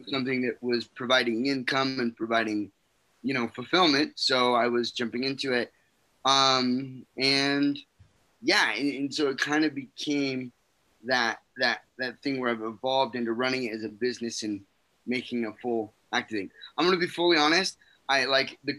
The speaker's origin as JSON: {"language": "English", "town": "West Valley City", "region": "Utah", "country": "United States", "tie": "born or raised there", "said": "I'm originally from West Valley, Utah. That's where I grew up."}